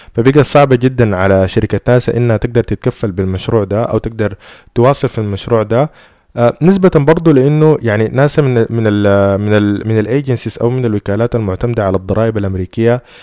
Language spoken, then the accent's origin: Arabic; Sudan; إحنا في السودان